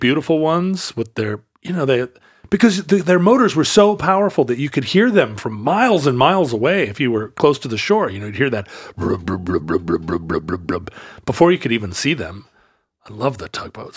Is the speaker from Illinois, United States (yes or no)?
no; Kingston, Washington, United States; growing up in Puget Sound as a kid, uh, we lived over in Kingston, Washington, when I was little